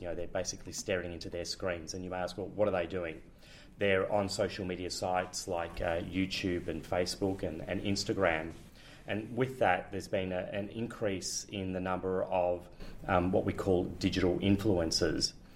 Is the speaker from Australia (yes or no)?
yes; Melbourne, Victoria, Australia; moved away as an adult; now in Amsterdam, Netherlands; I'm originally from Melbourne. I'm a Melbourne boy, uh, in fact, from uh, Richmond.